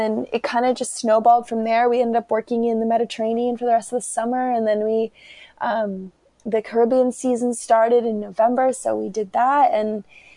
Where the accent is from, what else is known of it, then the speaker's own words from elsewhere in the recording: Burlington, Vermont, United States; also born or lived in Georgia; We moved from the Republic of Georgia to Vermont. And Burlington, Vermont is where I grew up.